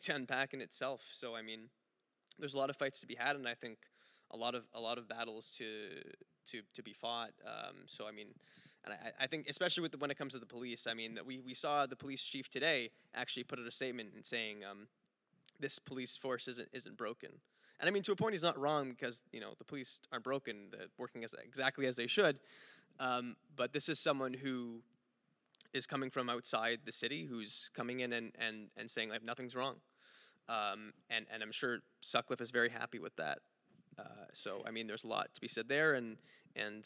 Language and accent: English; Montreal, Quebec, Canada; I'm from Montreal